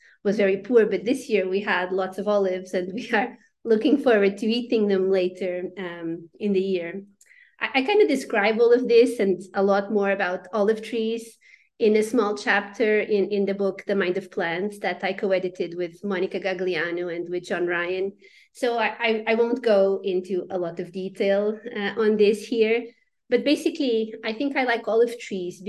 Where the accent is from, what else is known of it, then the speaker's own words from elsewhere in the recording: Portugal; moved away as an adult; also born or lived in United States; I am originally from Portugal